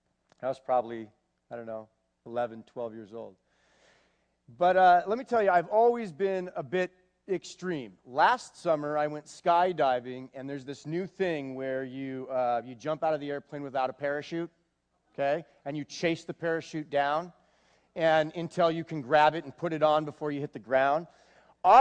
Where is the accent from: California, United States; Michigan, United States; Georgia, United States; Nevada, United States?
California, United States; Manhattan Beach; also born or lived in Los Angeles; I was born June 17th, 1973, in Los Angeles, California. My parents are Mike and Linda Rogers. And I was raised in Manhattan Beach, California. All right? Yeah, Southern California.